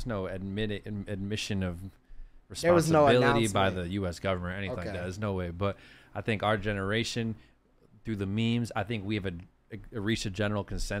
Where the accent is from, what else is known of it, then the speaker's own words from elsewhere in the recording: New York, United States; I'm from New York.